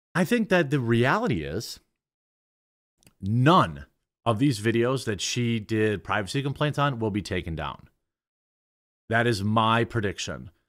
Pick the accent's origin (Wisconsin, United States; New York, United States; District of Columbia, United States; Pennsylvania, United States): Wisconsin, United States; I'm from Wisconsin, all right? Wisconsin.